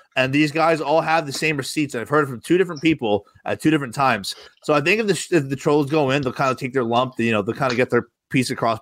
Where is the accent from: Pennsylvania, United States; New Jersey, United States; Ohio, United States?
New Jersey, United States; Rumson; I grew up in Rumson, New Jersey, home of …, very wealthy town